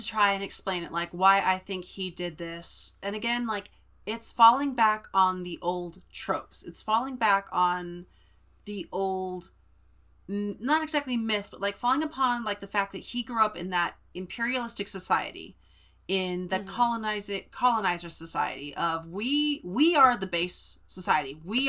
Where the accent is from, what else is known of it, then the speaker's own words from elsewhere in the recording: California, United States; I was born and raised in California. I was raised around many different cultures.